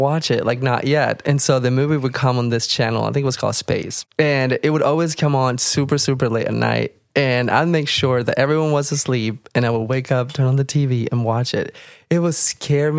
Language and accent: English; Argentina; now in Iowa, United States; I'm actually from Argentina, but I currently live in Iowa.